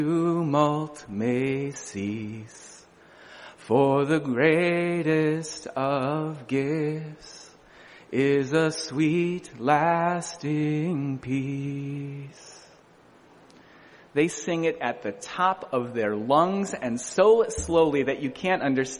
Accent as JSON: {"language": "English", "region": "Midwest", "country": "United States", "tie": "born or raised there", "moved": "as an adult", "lives_now": "Boston, United States", "said": "I was born in the Midwest"}